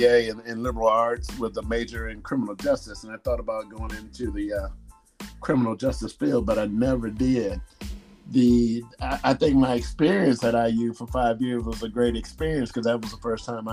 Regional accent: South Bend, Indiana, United States; moved away as an adult; also born or lived in Bloomington, Indiana; now in Louisville, United States; I grew up in South Bend, Indiana. I'm 53 years old, born 1968. From 68 to 87, like I said, grew up in South Bend, Indiana

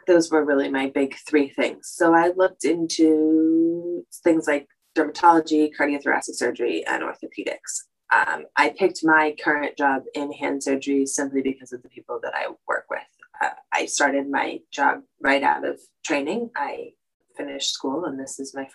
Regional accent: California, United States; also born or lived in Rhode Island; I came back home from Rhode Island back to California

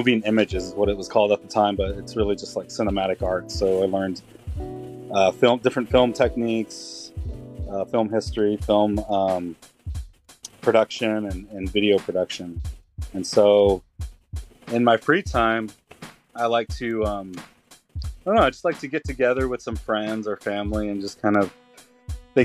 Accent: Tulsa, Oklahoma, United States; moved away as an adult; I am originally from Tulsa, Oklahoma. Lived there for about, I would say about 21, 22 years.

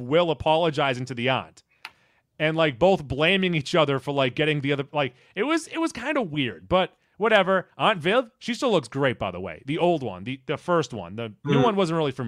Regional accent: Watertown, Massachusetts, United States; I'm from Watertown, the home of Eliza Dushku.

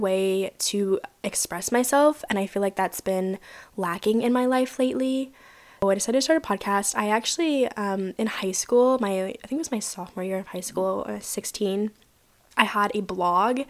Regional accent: Virginia, United States; moved away as an adult; now in San Diego, United States; I'm not originally from California. I'm originally from Virginia. That's where I graduated high school.

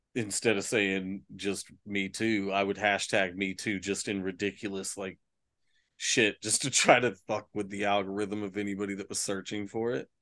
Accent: Austin, Texas, United States; growing up in Austin

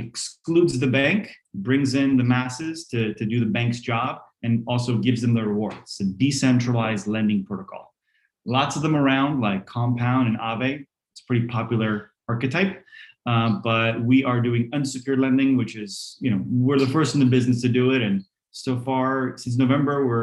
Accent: New Jersey, United States; English is a second language; also born or lived in Poland; I came to America, to New Jersey. You know, mom was a teacher, dad was a computer scientist. We all three got there around age 6 for me. We didn't know any of the language.

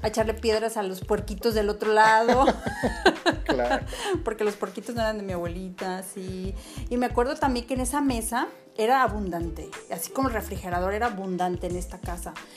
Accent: Autlán, Jalisco, Mexico; estamos grabando justo en Autlán, Jalisco, donde yo nací y crecí aquí

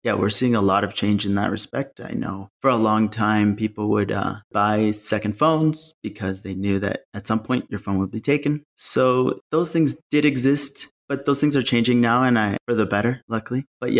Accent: Malawi; No, I grew up in Malawi, Southern Africa. My dad's work, he works in development for USAID. So we moved around quite a bit.

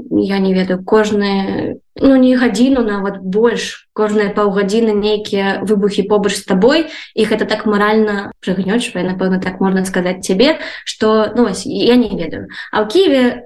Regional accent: Belarus; now in Ukraine; я беларуска

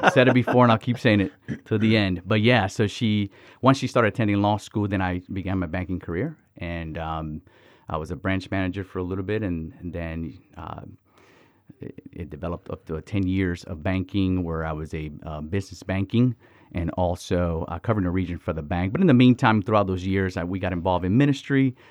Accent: Miami, Florida, United States; also born or lived in Dominican Republic; So I was born in Dominican Republic and raised in Miami, Florida.

